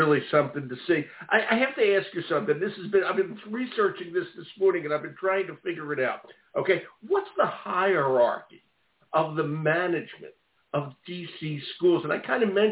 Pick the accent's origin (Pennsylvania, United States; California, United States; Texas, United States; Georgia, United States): Pennsylvania, United States; Philadelphia; now in Maine, United States; I'm from West Philly, Overbrook Park. I graduated Overbrook High School